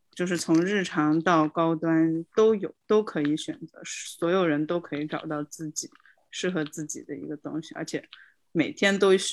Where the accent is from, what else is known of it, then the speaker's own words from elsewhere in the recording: Kunming, Yunnan, China; now in Melbourne, Australia; 在墨尔本的咖啡店就和我们老家昆明街上的米线店是一个概念